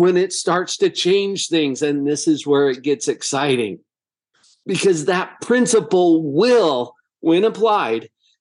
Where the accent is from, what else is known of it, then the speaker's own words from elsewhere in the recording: Heber, Utah, United States; growing up in Heber, Utah, a little agricultural town